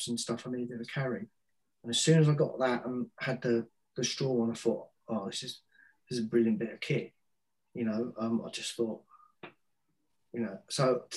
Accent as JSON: {"language": "English", "region": "Wales", "country": "United Kingdom", "also_born_or_lived": "Fulham / Bury", "moved": "yes", "said": "I'm Welsh"}